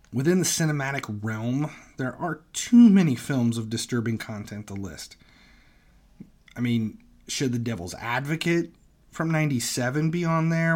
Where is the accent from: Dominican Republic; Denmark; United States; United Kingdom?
United States; Cincinnati, Ohio; I'm from Cincinnati, so I grew up thirty minutes from the location